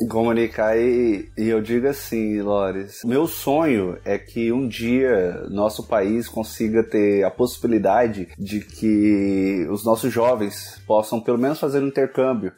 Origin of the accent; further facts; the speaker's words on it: Brazil; moved away as an adult; quando eu saí do Brasil